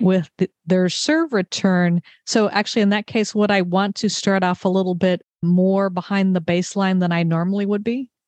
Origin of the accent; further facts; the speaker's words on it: Redondo Beach, California, United States; I grew up in Southern California. In fact, when we were talking at Oxford, we both discovered we were both born in Redondo Beach